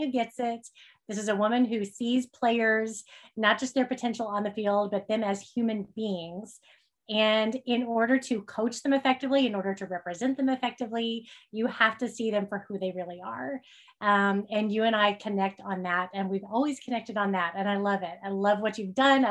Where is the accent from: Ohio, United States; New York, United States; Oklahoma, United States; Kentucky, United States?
Oklahoma, United States; I grew up in Oklahoma